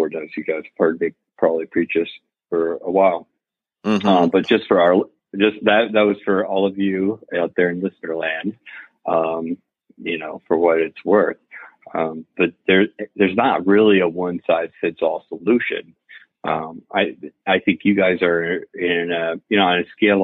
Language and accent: English; Florida, United States; now in Atlanta, United States; I'm originally from Florida.